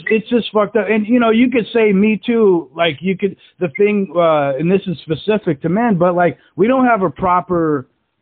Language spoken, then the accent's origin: English; Alaska, United States; I grew up in Alaska